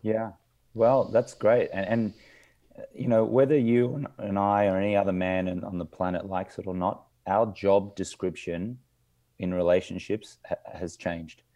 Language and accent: English; Australia; I grew up in Australia, in an Australian manly culture